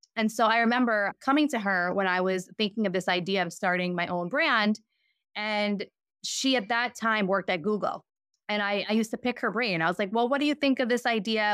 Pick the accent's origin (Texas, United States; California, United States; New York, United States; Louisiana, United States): New York, United States; I grew up in New York